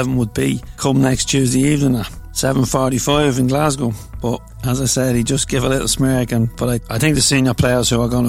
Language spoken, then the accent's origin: English; Drogheda, Leinster, Ireland; my hometown, Drogheda